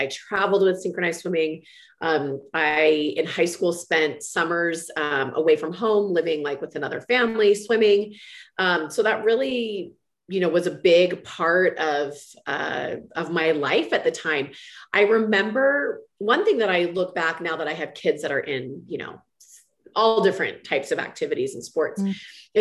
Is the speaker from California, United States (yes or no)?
yes; Walnut Creek, California, United States; I grew up in Walnut Creek, California, which is kind of East Bay of San Francisco